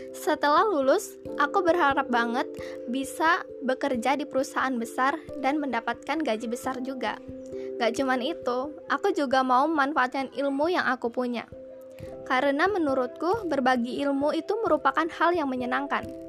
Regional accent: Bandar Lampung, Lampung, Indonesia; Aku berasal dari kota Bandar Lampung

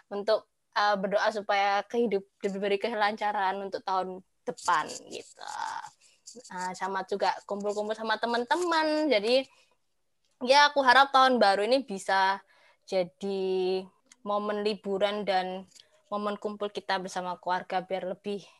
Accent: Surabaya, East Java, Indonesia; aku kan dari Surabaya nih kebetulan. Nah, kalau di Surabaya dulu sih ya, dulu pas aku masih kecil sampai SMP, SMP, SD kelas 6 gitu

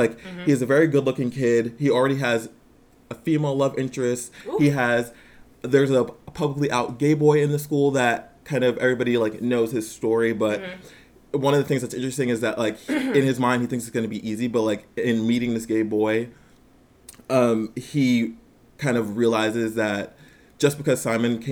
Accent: New York, United States; born and raised in New York

